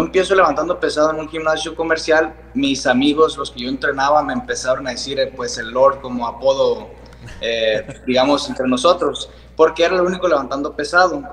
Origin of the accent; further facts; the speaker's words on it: San Luis Río Colorado, Sonora, Mexico; como somos de Sonora, o sea, aquí todo es desierto